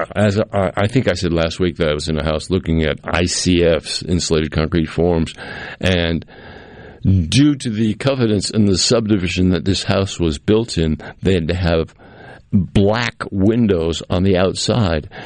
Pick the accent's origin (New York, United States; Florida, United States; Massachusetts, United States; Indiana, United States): Massachusetts, United States; Cape Cod; now in Jackson, United States; growing up on Cape Cod as a young man